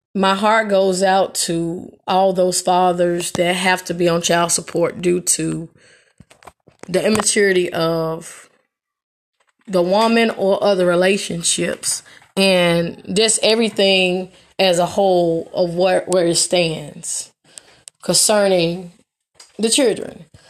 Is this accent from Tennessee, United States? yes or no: yes; Memphis, Tennessee, United States; I am from Memphis, Tennessee.